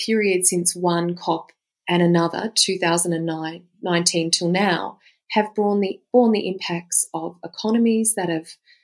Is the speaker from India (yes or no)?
no; Australia; I'm an Australian, I am a lawyer